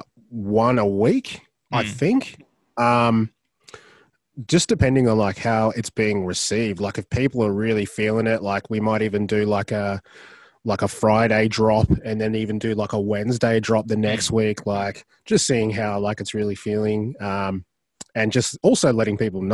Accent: Brisbane, Queensland, Australia; I'm from Brisbane

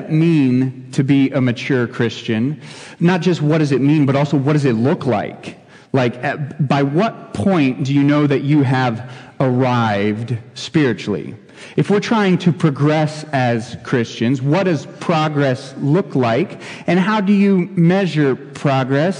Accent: Ohio, United States; now in Shamong, United States; I grew up in Ohio

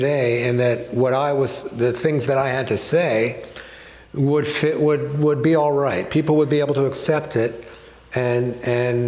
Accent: Scarsdale, New York, United States; I grew up in Scarsdale

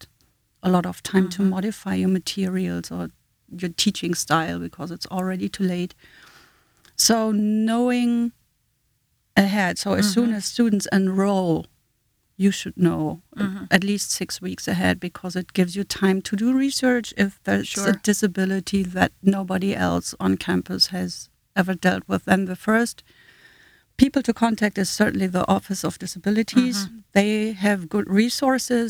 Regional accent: Germany; accent: German; first language German; English is a second language; moved away as an adult; also born or lived in Hanover, Germany / Southend-on-Sea, England / Washington, D.C.; now in United States; as a German, I grew up in the German school system

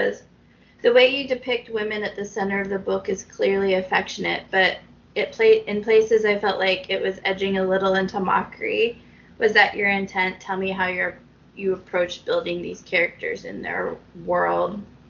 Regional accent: Charleston, South Carolina, United States; On the other hand, I grew up in Charleston, and that world can sometimes seem over the top

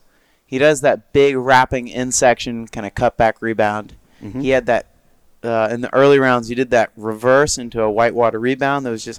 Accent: Florida, United States; I'm from Florida.

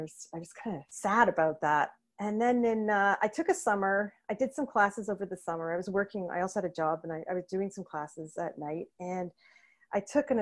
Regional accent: Milton, Ontario, Canada; also born or lived in Toronto, Canada / Guelph, Canada; I was born in Toronto, but I grew up in Milton, Ontario.

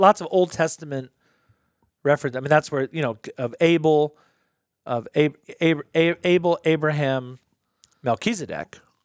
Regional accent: United States; I'm an American

